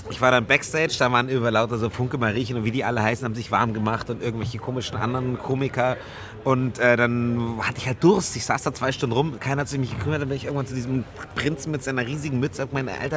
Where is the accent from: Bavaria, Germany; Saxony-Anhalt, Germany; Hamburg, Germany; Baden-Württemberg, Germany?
Bavaria, Germany; Munich; ich bin Münchner, wir kennen mhm. Karneval nicht.